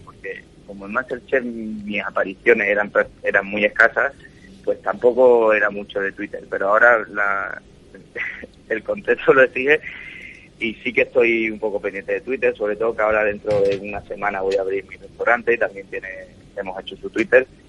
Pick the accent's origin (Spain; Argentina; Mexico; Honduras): Spain; Cádiz, Andalusia; now in Madrid, Spain; yo soy de Cádiz